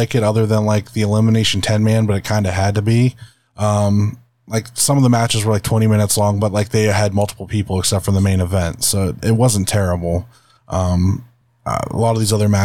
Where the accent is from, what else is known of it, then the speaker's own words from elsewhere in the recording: Northeast Ohio, United States; we're from Northeast Ohio